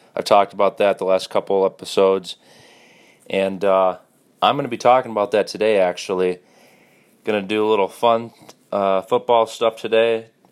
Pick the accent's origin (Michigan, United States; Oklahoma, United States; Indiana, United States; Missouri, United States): Michigan, United States; Detroit; I was born in Detroit